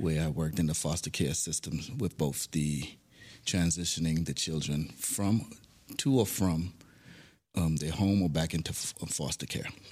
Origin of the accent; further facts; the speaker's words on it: New York City, New York, United States; also born or lived in Saint Thomas, U.S. Virgin Islands / Harlem, New York / Binghamton, New York; now in United Arab Emirates; Grew up in the Bronx, New York. I was born in Saint Thomas, Virgin Islands. Then moved to Harlem, New York. We later moved to the Bronx, where I pretty much got all my education in the Bronx